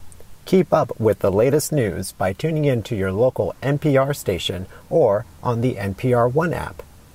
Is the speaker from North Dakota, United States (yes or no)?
no; California, United States; now in Washington, D.C., United States; my home state of California.